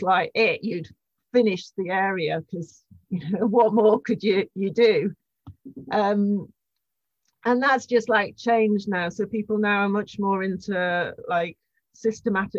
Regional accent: Cumbria, North West England, United Kingdom; I come from Cumbria in the northwest of England

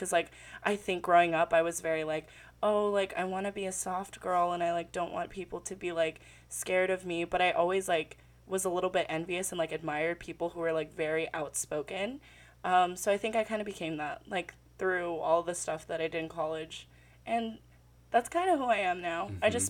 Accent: Philippines; I grew up, like, being proud of being Filipino, but then it really, like, became a part of my identity, like, in college

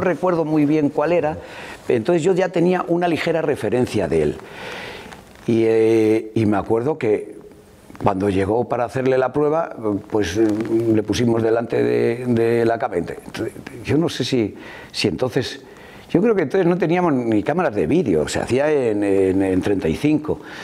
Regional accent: Madrid, Community of Madrid, Spain; moved away as an adult; now in León, Spain; He vivido prácticamente toda mi vida en Madrid porque mis padres, mi padre sobre todo, se fue a Madrid

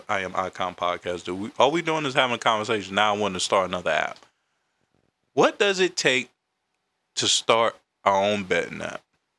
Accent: Carolina, United States; now in Washington, D.C., United States; I'm from Carolina, reside in D.C.

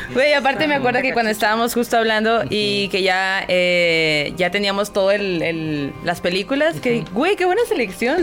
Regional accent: Sonora, Mexico; yo que soy de Sonora

